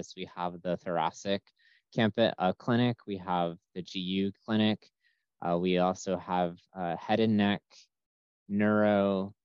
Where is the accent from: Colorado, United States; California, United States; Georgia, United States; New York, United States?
New York, United States; moved away as an adult; also born or lived in Greensboro, North Carolina / Lexington, Kentucky; now in Florida, United States; I'm originally from New York.